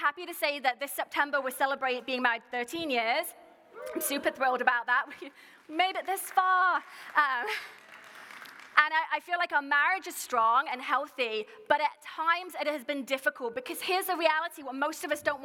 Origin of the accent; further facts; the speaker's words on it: United Kingdom; I'm also British